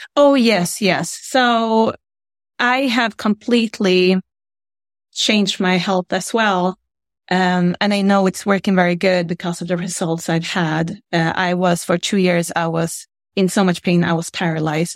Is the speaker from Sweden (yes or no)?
yes; Sweden; now in United States; I'm from Sweden. I'm from Scandinavia. I live in the United States right now.